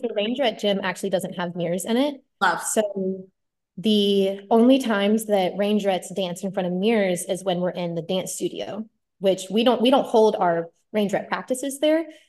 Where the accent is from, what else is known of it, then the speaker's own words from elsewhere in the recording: Austin, Texas, United States; I'm from Austin, Texas, born and raised